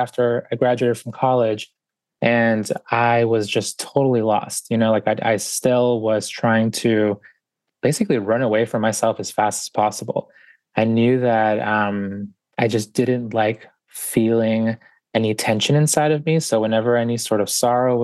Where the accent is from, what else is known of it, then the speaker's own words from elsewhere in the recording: Boston, Massachusetts, United States; also born or lived in Guayaquil, Ecuador; I was born in Guayaquil, Ecuador, and grew up in Boston. So we got here when I was about 4 years old